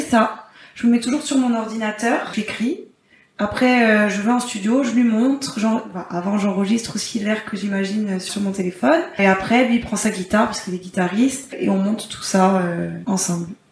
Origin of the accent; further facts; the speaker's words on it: Corsica, France; chez nous en Corse